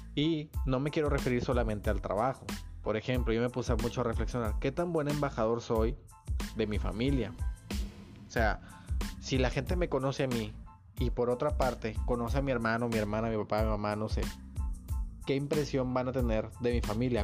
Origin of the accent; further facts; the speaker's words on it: Nuevo Laredo, Tamaulipas, Mexico; moved away as an adult; now in Monterrey area, Mexico; soy de México. Este, digo, soy de, de hecho, soy de Nuevo Laredo, de Laredo, aquí cerquita de Estados Unidos